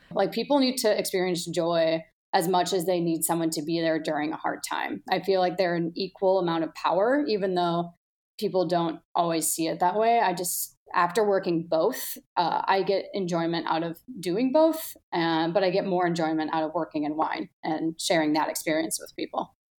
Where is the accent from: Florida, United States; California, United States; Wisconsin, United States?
Wisconsin, United States; Milwaukee; moved away as an adult; now in Chicago, United States; I grew up in Milwaukee, definitely blue collar, beer town